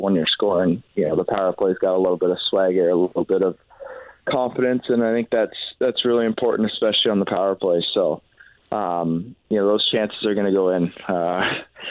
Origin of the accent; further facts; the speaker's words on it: Canada; we're Canadian